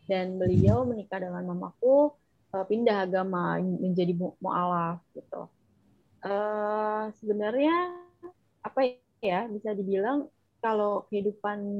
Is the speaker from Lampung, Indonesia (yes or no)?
no; Jakarta, Indonesia; besar di Jakarta jadi anak Betawi banget nih gue ya